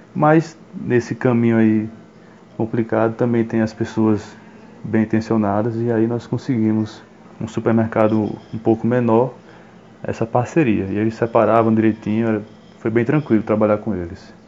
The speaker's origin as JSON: {"language": "Portuguese", "town": "Paulo Afonso", "region": "Bahia", "country": "Brazil", "tie": "born or raised there", "also_born_or_lived": "Aracaju / Garanhuns", "moved": "yes", "lives_now": "Juazeiro, Brazil", "said": "Eu sou natural de Paulo Afonso, na Bahia"}